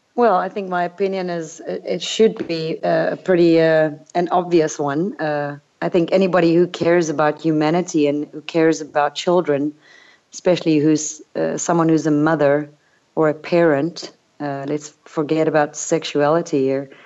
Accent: United States; moved away as an adult; now in Europe; I'm an American citizen

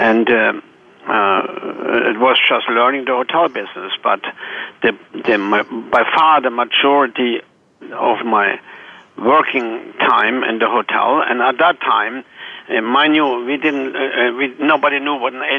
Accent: Germany; born or raised there; moved away as an adult; also born or lived in Chicago / Atlanta

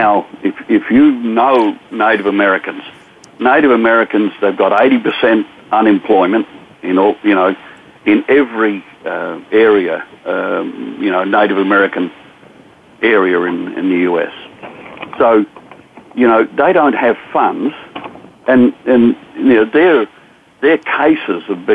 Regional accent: Australia; moved away as an adult; now in United States; I'm an Australian veteran.

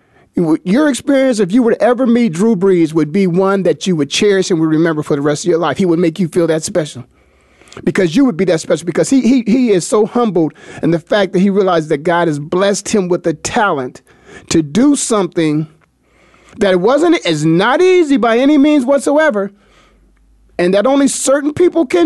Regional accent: Canton, Ohio, United States; my hometown of Canton, Ohio

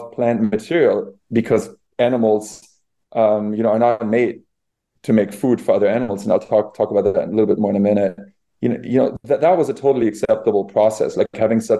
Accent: Bavaria, Germany; I grew up in Bavaria where, all of our civilization there, all the culture was built on animal agriculture.

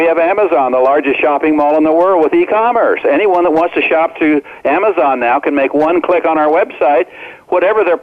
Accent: Omaha, Nebraska, United States; when I grew up in Omaha, Nebraska, as a senior in high school, I was only 17

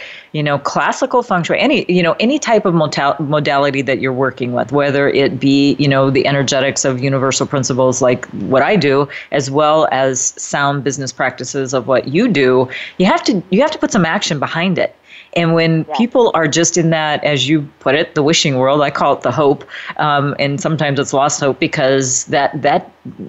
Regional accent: Midwest, United States; my upbringing was a bit similar to yours. I'm from the Midwest as well

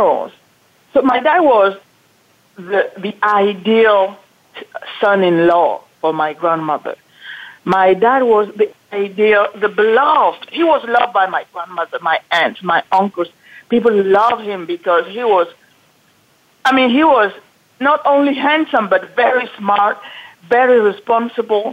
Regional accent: Cameroon; also born or lived in France; now in California, United States; I was born in Cameroon

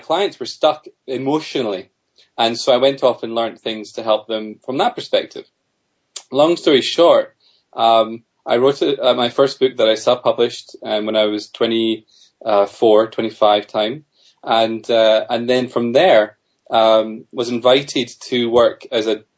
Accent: Scotland, United Kingdom; also born or lived in Australia; Although I'm from Scotland originally

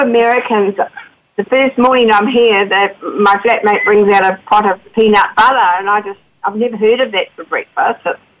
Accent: New Zealand; accent: Kiwi

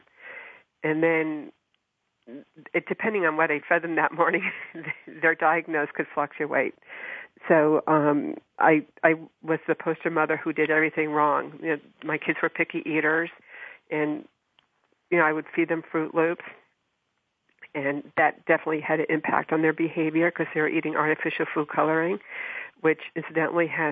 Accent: New Jersey, United States; I grew up in New Jersey

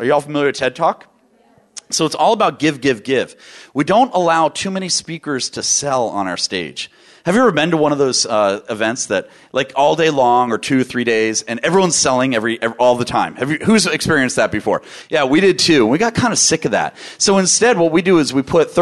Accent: Washington, District of Columbia, United States; I grew up in Washington, D.C. area in public schools

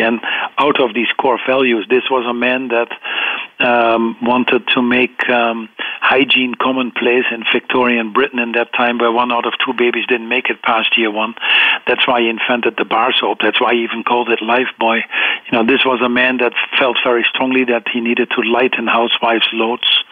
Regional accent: eastern Netherlands, Netherlands; I grew up in the Netherlands, on the uh, eastern part of the Netherlands

